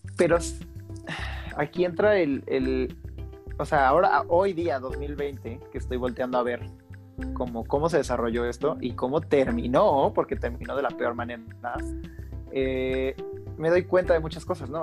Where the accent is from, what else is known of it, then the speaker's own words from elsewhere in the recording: Guanajuato, Mexico; moved away as an adult; also born or lived in Riviera Maya; yo soy de Guanajuato, entonces a pesar de que yo estuviera viviendo en la Riviera Maya.